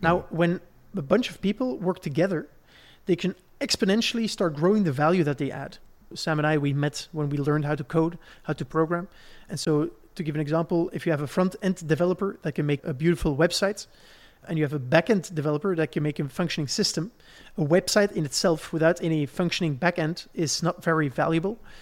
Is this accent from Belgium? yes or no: yes; Belgium; Where I grew up in Belgium